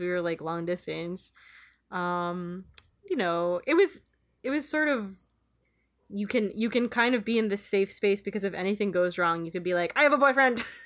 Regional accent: Philippines; moved away; I was growing up in the Philippines

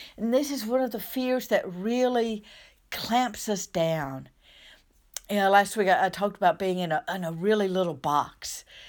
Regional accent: southern United States, United States; accent: southern; by my accent, Um, I live in the southern United States

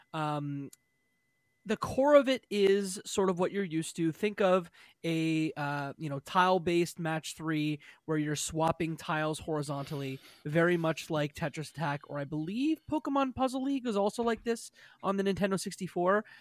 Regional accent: Canada; I'm Canadian

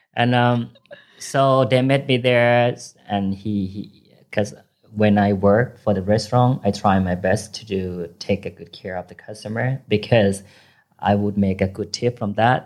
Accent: Chiang Rai, Thailand; first language Thai; English is a second language; moved away as an adult; also born or lived in Phayao, Thailand; now in Bangkok, Thailand; I originally from Payao, but I grew up in Chiang Rai

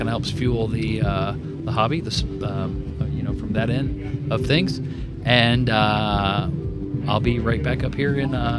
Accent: Kentucky, United States; moved away as an adult; now in Minnesota, United States; I'm from Kentucky

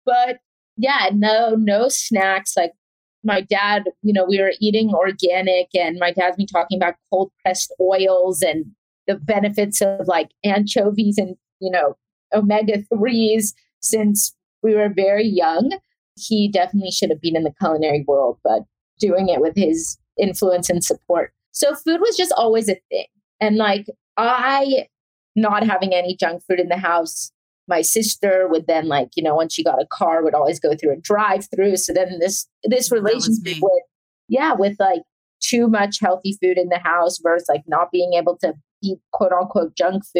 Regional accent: Atlanta, Georgia, United States; also born or lived in South Africa; I was born in South Africa and I grew up in Atlanta. We moved when I was 3 and a half

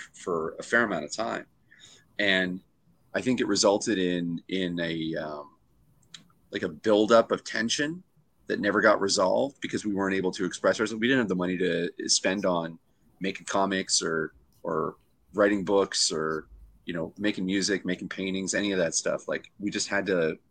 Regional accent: Canada; being a Canadian

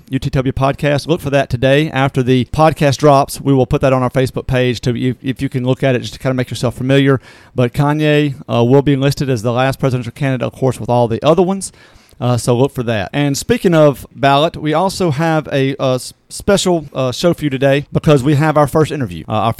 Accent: Natchez, Mississippi, United States; moved away; I'm born and raised in Natchez, so my family's still down there.

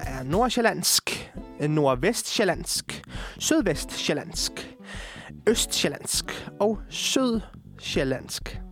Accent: Amager, Capital Region of Denmark, Denmark; also born or lived in Poland; jeg har boet på Amager hele mit liv

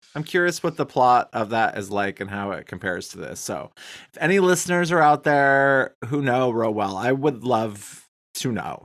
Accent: United States; also born or lived in Wyoming / Billings, Montana; now in Michigan, United States; I grew up in Wyoming, in Billings, Montana

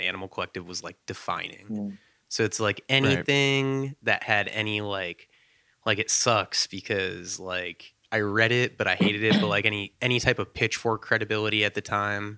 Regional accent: the South, United States; I'm from the South.

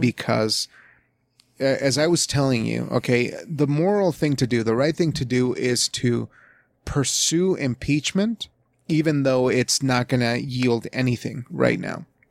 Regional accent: United States; where I come from as an American

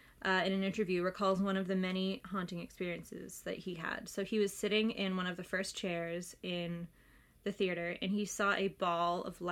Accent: Massachusetts, United States; moved away; I'm from Massachusetts

